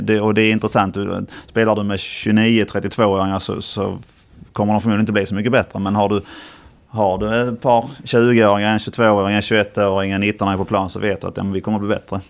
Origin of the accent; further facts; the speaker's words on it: Ängelholm, Skåne, Sweden; also born or lived in Helsingborg / Turkey / Halmstad; jag är skåning och bodde i Skåne till jag var, till jag flyttade till Turkiet som 23-åring